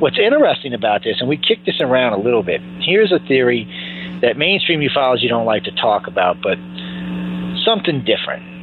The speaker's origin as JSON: {"language": "English", "town": "New Orleans", "region": "Louisiana", "country": "United States", "tie": "born or raised there", "said": "I was raised in Louisiana, uh, in New Orleans, and I was raised hardcore Catholic"}